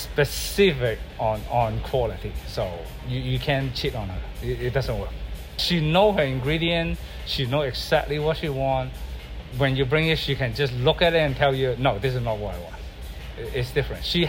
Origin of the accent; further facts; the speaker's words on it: Hong Kong; now in Mercer Island, United States; I grew up in Hong Kong